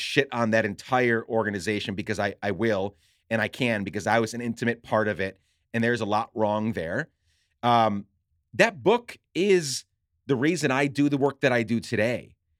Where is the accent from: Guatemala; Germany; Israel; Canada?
Guatemala; now in Minneapolis, United States; And I grew up in Guatemala. I had no home.